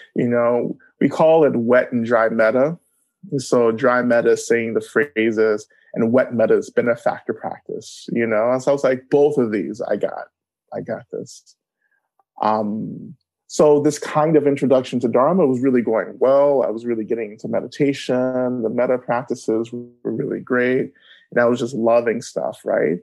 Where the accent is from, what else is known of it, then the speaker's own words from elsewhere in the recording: North Georgia, United States; I grew up in North Georgia on Cherokee um, and Creek land